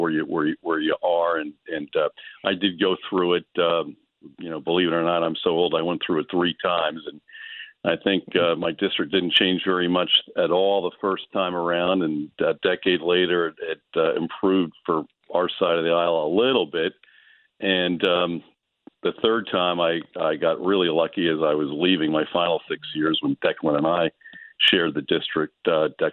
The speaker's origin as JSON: {"language": "English", "area": "Monmouth County", "region": "New Jersey", "country": "United States", "tie": "born or raised there", "said": "my hometown senators"}